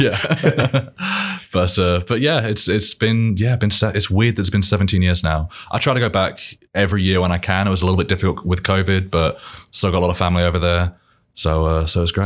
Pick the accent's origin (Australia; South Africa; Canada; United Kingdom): United Kingdom; Milton Keynes, South East England; accent: British; now in Indiana, United States; I'm from England, from Milton Keynes, just northwest of London